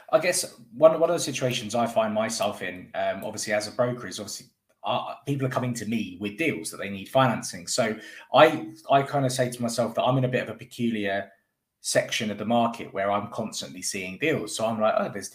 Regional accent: London, United Kingdom; now in West Midlands, United Kingdom; a very, very unpopular viewpoint that I have as a Londoner that has actually moved up to the West Midlands.

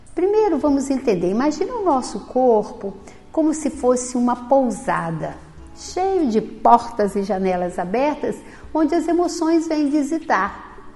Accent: interior of Minas Gerais, Brazil; moved away; na minha infância, eu vim de uma família grande, eu tenho nove irmãos, vim do interior de Minas

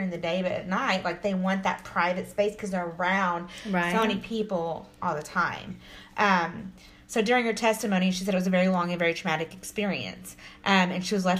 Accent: Texas, United States; we're from Texas

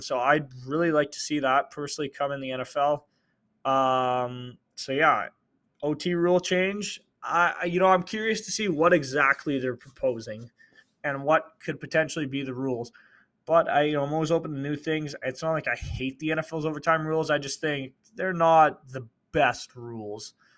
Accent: Canada; I'm Canadian

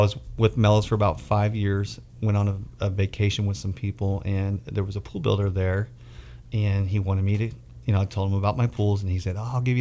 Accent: Bakersfield, California, United States; I born and raised in Bakersfield, California.

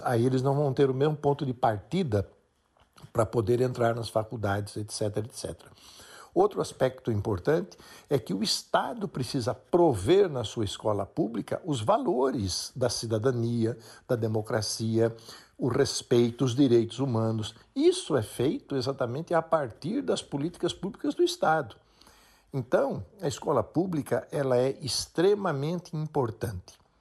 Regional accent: Jaú, São Paulo, Brazil; also born or lived in Germany; sou de uma cidade interior de São Paulo chamada Jaú

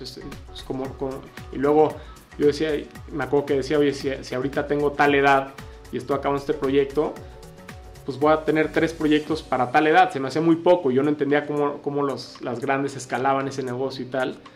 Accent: Mexico City, Mexico; moved away; also born or lived in San Diego, United States / Guadalajara, Mexico; yo soy de la Ciudad de México

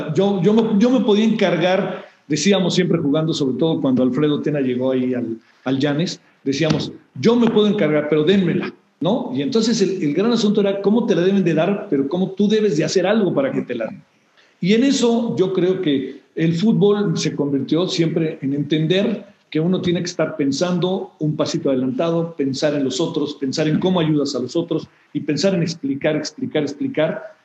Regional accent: Mexico

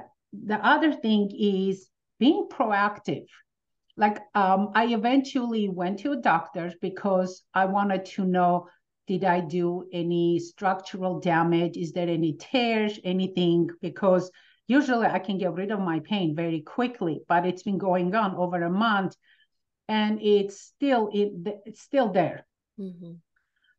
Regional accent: Armenia; now in United States; coming from Armenia, as soon as with my family, we moved

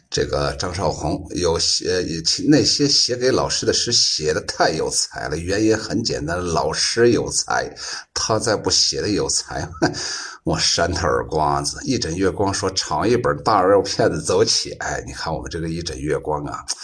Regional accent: Shaanxi, China; accent: Shaanxi dialect; 这就是我们陕西话

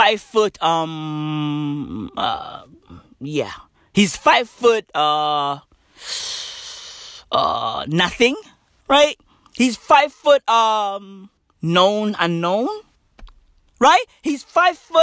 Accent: South Africa; I'm South African

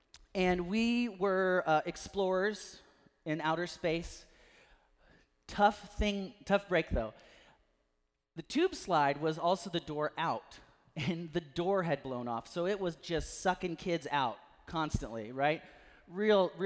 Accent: Natchez, Mississippi, United States; Eastern Natchez where I grew up

